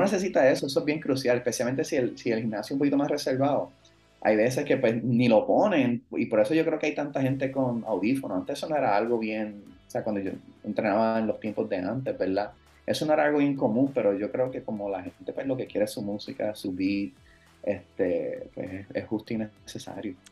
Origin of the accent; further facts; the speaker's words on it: Cabo Rojo, Puerto Rico; also born or lived in United States / Florida; yo me crié en Cabo Rojo